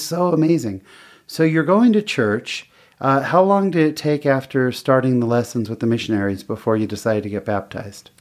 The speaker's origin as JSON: {"language": "English", "region": "California", "country": "United States", "tie": "born or raised there", "also_born_or_lived": "Chile", "moved": "yes", "lives_now": "Utah, United States", "said": "I'm from California, where we had, growing up, we had some pretty big earthquakes"}